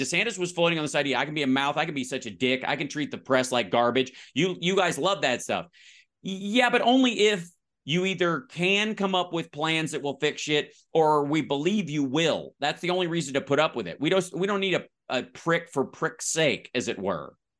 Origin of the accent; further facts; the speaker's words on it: Kentucky, United States; moved away; also born or lived in West Virginia / Louisville; I'm from the South.